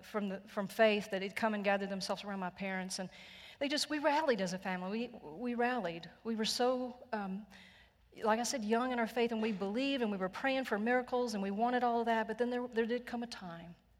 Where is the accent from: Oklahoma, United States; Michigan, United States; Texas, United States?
Texas, United States; I am so Texan. I am so redneck